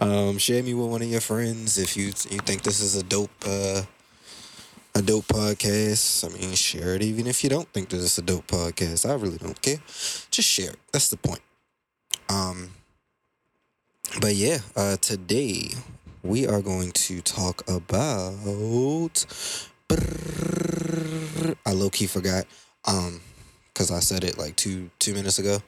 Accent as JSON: {"language": "English", "town": "Baltimore", "region": "Maryland", "country": "United States", "said": "I'm from Baltimore"}